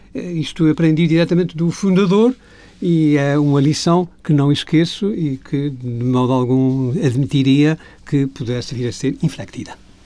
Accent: Azores, Portugal; Eu sou açorianos, quatro costados. A minha família é açoriana desde há centenas de anos

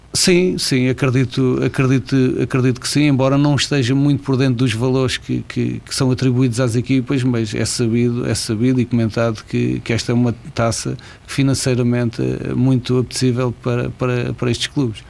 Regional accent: Barreiro, Setúbal, Portugal; moved away as an adult; also born or lived in Mozambique; now in Guimarães, Portugal; Vivi sempre no Barreiro, ainda, ainda à exceção de, de, agora estar, estar a viver em Guimarães, mas sou, sou do Barreiro posso considerar que sou, sou um barreirense

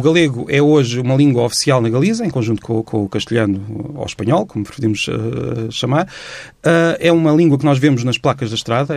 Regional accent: Portugal; nosso país

